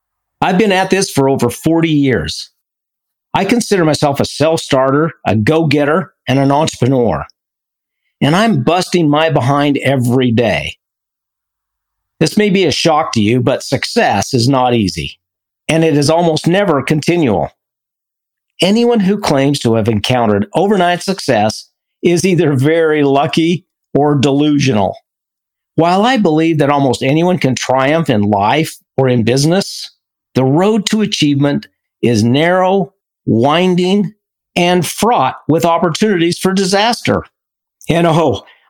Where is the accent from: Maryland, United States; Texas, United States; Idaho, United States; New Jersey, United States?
Idaho, United States; from Idaho